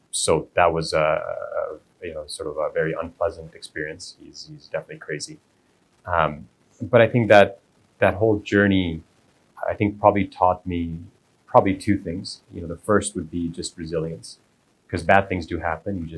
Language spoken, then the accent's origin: English; Kuwait; So although we're Indian, we've been in Kuwait for multiple generations